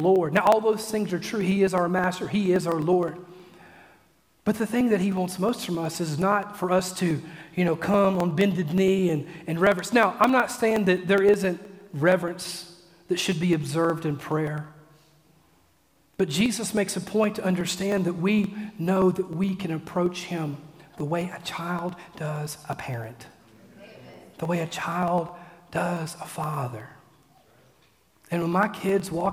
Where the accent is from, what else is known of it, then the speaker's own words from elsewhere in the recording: Mississippi, United States; I'm from Mississippi